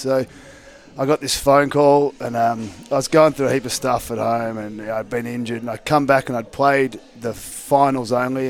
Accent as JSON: {"language": "English", "town": "Ballarat", "region": "Victoria", "country": "Australia", "tie": "born or raised there", "also_born_or_lived": "Darwin", "moved": "as an adult", "lives_now": "Perth, Australia", "said": "I grew up in Ballarat, which is about an hour and a half out of Melbourne."}